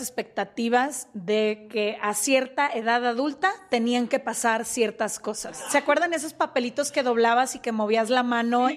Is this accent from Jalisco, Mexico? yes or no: yes; Guadalajara, Jalisco, Mexico; nosotras somos de Guadalajara